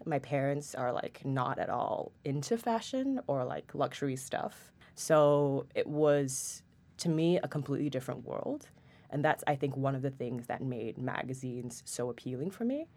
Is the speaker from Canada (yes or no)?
no; Singapore; moved away as an adult; also born or lived in Paris; now in New York, United States; I'm originally from Singapore, and I've lived there my entire life, except for six months in Paris, and then I moved here to New York for Stern in August of twenty twenty